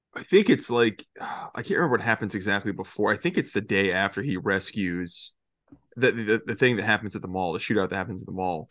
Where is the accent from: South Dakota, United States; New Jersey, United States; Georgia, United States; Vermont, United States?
Georgia, United States; now in Florida, United States; I grew up in Georgia my entire life